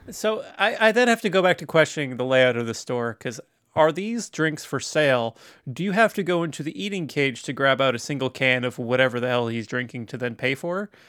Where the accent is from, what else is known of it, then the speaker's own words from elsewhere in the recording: Tacoma, Washington, United States; I was born in Tacoma